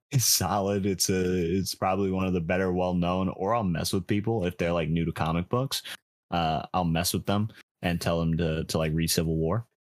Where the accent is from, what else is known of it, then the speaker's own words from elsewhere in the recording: New York, United States; I'm from New York, so it's it's a very big baseball town